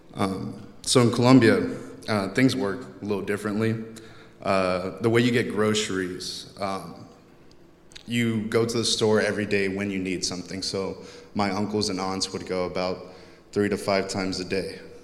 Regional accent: Texas, United States; growing up in Texas

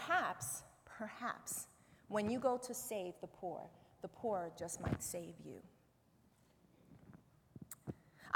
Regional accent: New York City, New York, United States; I grew up in the Bronx River Projects on Bronx River Avenue in the Bronx River neighborhood

